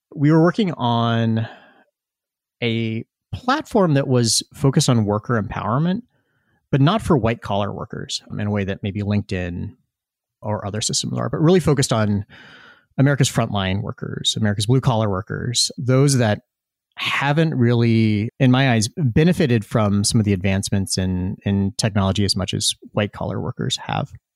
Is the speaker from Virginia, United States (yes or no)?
yes; Tazewell County, Virginia, United States; I grew up in rural Virginia. I grew up in Cole Country